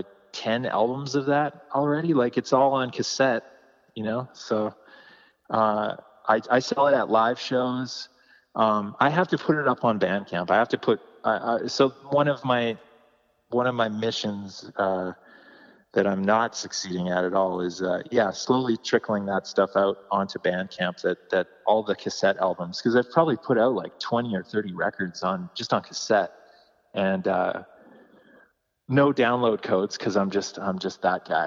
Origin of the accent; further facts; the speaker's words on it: Calgary, Alberta, Canada; growing up in Calgary